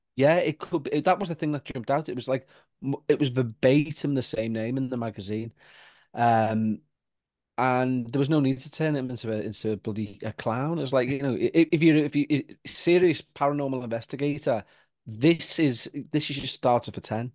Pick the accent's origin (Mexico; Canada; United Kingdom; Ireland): Ireland; I'm a Roman Catholic because we're all Irish